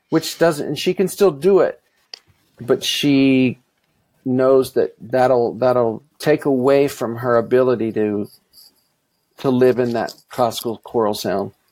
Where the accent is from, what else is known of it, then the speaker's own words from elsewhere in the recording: Mississippi, United States; I, I grew up in the South, but I didn't sing country music at all growing up. You know, in Mississippi, you would think that's that's all we heard